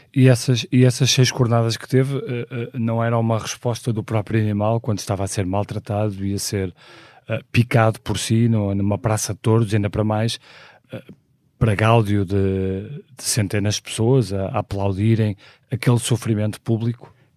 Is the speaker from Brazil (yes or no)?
no; Porto, Norte, Portugal; nasci no Porto em 1976